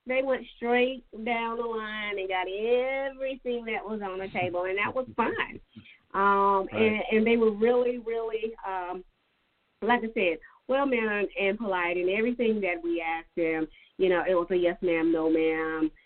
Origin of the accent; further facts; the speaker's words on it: Dillon County, South Carolina, United States; I'm from Dillon County, so I'm familiar with Dillon.